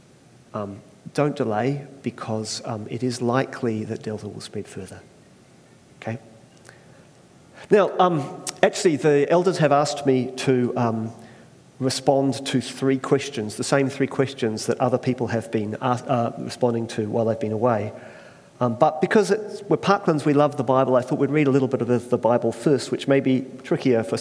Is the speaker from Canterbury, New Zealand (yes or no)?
yes; Christchurch, Canterbury, New Zealand; also born or lived in Australia; we moved to Christchurch about the age 7.